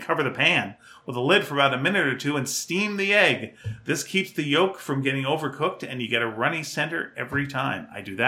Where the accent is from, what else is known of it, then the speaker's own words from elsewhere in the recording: Mesquite, Texas, United States; The closest I've gotten to this was when I was growing up in Mesquite and I would disappear all day on my bike.